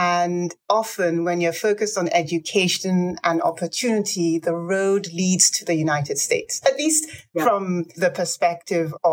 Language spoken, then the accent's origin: English; Lagos, Nigeria; moved away; also born or lived in Ibadan, Nigeria; And I had my formative years in Lagos.